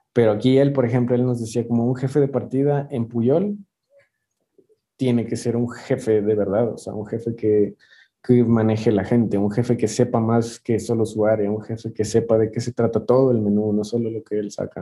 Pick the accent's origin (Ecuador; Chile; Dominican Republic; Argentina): Ecuador; moved away as an adult; now in Mexico City, Mexico; yo soy de Ecuador